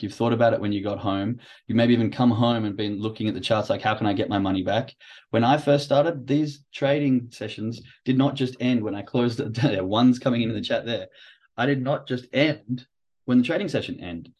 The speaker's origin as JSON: {"language": "English", "country": "Australia", "tie": "born or raised there", "moved": "as an adult", "lives_now": "Germany", "said": "growing up in Australia, being from, you know, first world country"}